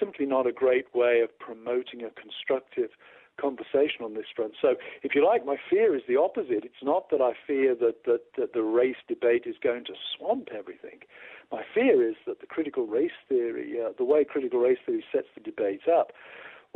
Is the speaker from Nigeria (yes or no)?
no; United Kingdom; now in United States; As a British guy going to a church in America